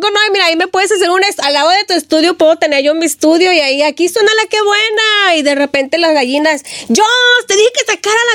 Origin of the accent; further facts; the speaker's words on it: Puerto Vallarta, Jalisco, Mexico; born there; Yo nací, bueno, yo nací en Puerto Vallarta, Jalisco.